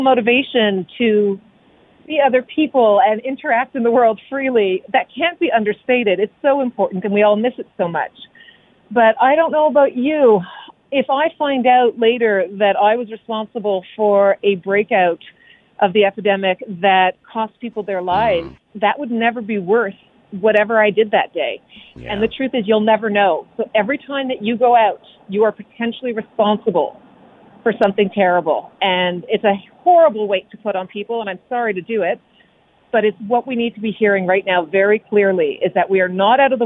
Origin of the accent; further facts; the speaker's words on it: Canada; we're Canadian.